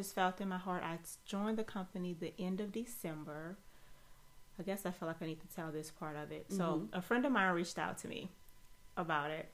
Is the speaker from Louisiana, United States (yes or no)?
yes; New Orleans, Louisiana, United States; I am originally from New Orleans, Louisiana